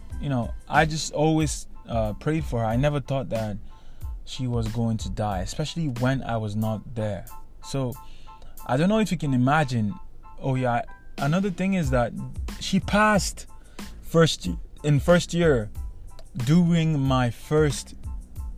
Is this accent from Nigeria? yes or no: yes; Nigeria; moved away as an adult; now in Canada; I grew up in Nigeria my whole life, and I had to leave my country to come to Canada for university